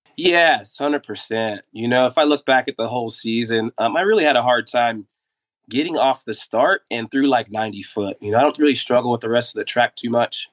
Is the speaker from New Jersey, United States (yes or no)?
no; Dayton, Ohio, United States; I was a kid from Dayton, Ohio, that just loved to ride his bike, and I had to get around town just to go enjoy it with my friends.